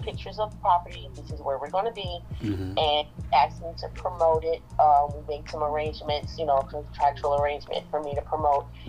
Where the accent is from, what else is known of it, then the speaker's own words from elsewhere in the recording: New Orleans, Louisiana, United States; now in Dallas, United States; I'm originally from New Orleans. I am currently in Dallas